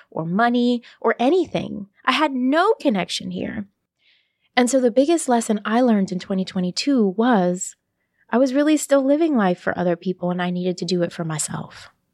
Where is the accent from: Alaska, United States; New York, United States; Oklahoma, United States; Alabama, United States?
New York, United States; Brooklyn; moved away as an adult; also born or lived in New Haven / Boston; now in Miami, United States; my hometown of Brooklyn